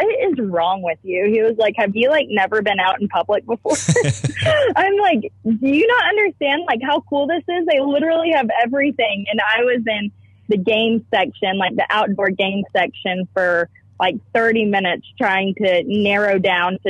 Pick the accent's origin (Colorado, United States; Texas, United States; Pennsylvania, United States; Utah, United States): Texas, United States; I was from Texas